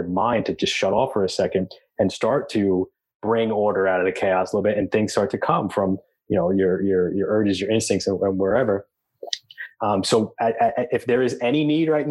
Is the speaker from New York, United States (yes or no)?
yes; Long Island, New York, United States; I grew up in Long Island, going to the beach all the time